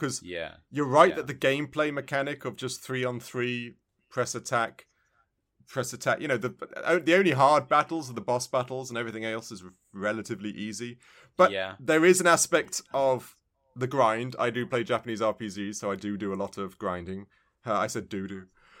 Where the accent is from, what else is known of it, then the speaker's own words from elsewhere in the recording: England, United Kingdom; I think it must have a way how I view things because I was brought up in England.